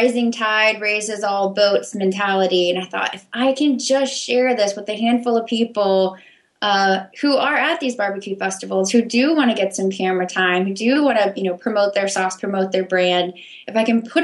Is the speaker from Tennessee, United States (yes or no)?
yes; Memphis, Tennessee, United States; moved away; also born or lived in Missouri / Washington, D.C.; I grew up in Memphis, Tennessee, actually